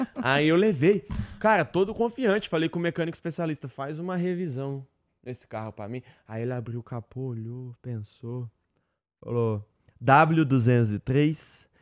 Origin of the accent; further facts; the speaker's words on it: interior of Minas Gerais, Brazil; Eu que sou mineiro do interior, o interior de Minas tem toda uma cultura